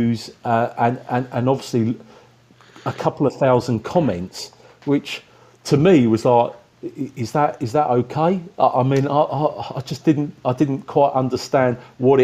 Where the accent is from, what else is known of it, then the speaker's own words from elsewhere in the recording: Rainham, South East England, United Kingdom; moved away as an adult; now in China; I'm actually from the Medway Towns in Kent, from Raynham.